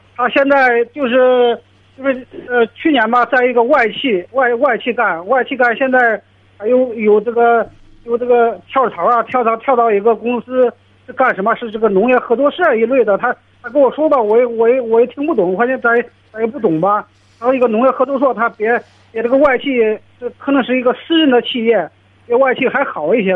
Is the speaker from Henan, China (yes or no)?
yes; Henan, China; 我是这个河南的